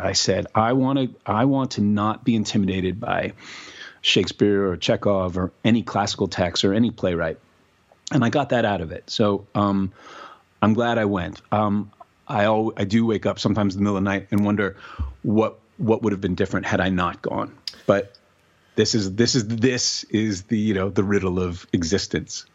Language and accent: English; New York City, New York, United States; moved away as an adult; now in Los Angeles, United States; growing up in New York City and having access to all that theater